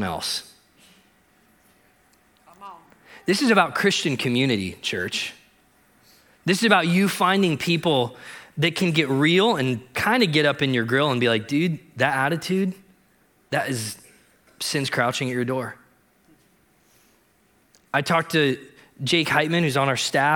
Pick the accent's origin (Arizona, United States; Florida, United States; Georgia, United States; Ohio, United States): Ohio, United States; I grew up in Ohio, and I grew up in this little town of 200 people